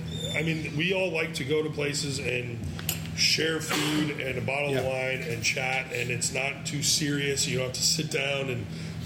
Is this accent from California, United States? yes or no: yes; San Francisco, California, United States; We're industry veterans from San Francisco, but we happen to be in a touristy spot.